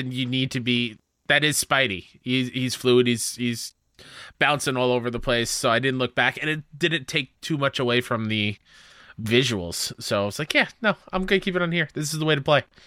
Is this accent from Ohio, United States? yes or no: no; New York, United States; being a New Yorker who's been to the city many, many times